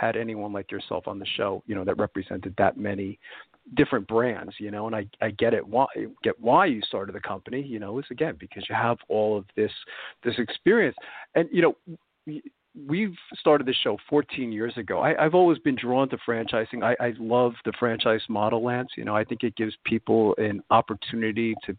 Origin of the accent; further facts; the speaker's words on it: New York City, New York, United States; now in Pennsylvania, United States; I'm originally from Brooklyn, New York, Carroll Gardens area